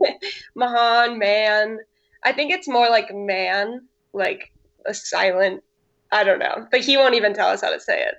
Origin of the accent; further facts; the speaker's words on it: Santa Cruz, California, United States; moved away as an adult; also born or lived in Oregon / Arkansas; now in San Diego, United States; I grew up in Santa Cruz, California, which is like central coast California